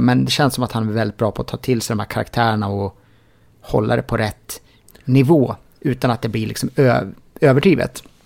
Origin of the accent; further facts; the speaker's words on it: Sweden; mig som svensk